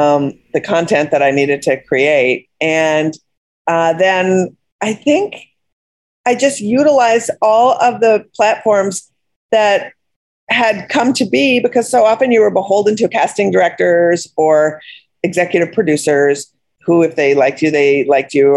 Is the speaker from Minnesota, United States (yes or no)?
yes; Minneapolis, Minnesota, United States; I grew up in Minneapolis